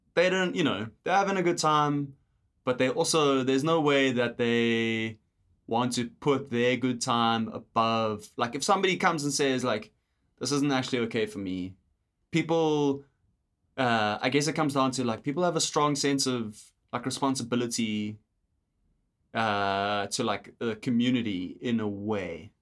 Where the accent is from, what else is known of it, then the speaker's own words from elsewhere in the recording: South Africa; moved away as an adult; now in Canada; we're South African